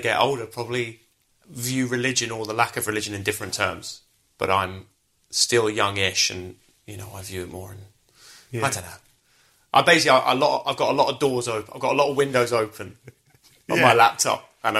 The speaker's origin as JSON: {"language": "English", "town": "Brighton", "region": "South East England", "country": "United Kingdom", "tie": "born or raised there", "said": "I grew up in Brighton."}